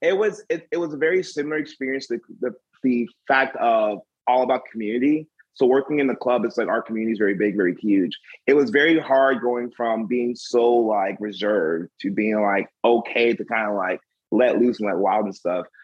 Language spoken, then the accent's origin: English; the South, United States; being African American in the South